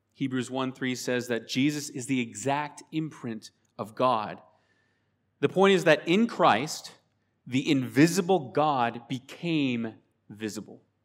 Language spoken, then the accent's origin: English; Spokane, Washington, United States; We are from Spokane, Washington State, the sa-, the same state where Seattle is. We live on the eastern side